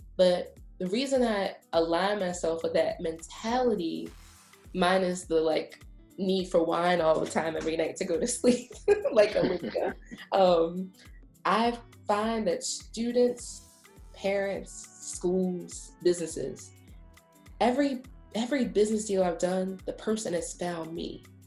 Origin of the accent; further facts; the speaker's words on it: Baltimore, Maryland, United States; moved away as an adult; also born or lived in Washington, District of Columbia, United States; now in Prince George's County, United States; I'm also from Baltimore, um, but I went to the University of Maryland College Park um, for my undergrad and for my PhD